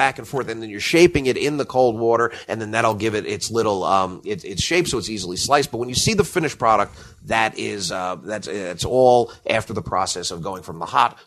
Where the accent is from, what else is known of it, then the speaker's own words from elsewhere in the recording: Hoboken, New Jersey, United States; moved away; I grew up in Hoboken. The only wildlife we had was like squirrels and pigeons